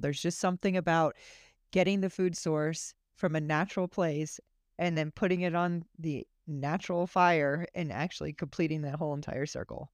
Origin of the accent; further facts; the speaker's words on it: Florida, United States; I'm from Florida